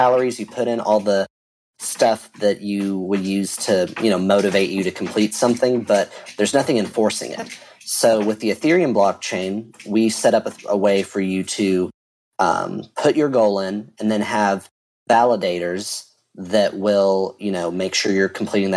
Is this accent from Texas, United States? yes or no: yes; Texas, United States; I'm a developer from Texas